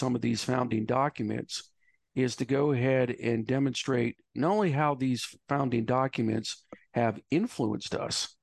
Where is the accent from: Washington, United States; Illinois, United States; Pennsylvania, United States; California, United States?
Pennsylvania, United States; my home state of Pennsylvania